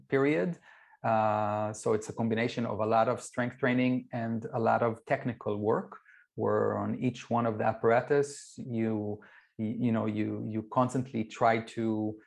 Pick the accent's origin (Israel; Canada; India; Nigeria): Israel; I grew up in Israel